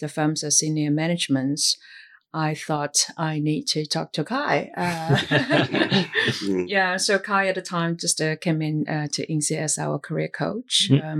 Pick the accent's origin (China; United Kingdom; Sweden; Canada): China; moved away as an adult; now in Singapore; I was born and raised in China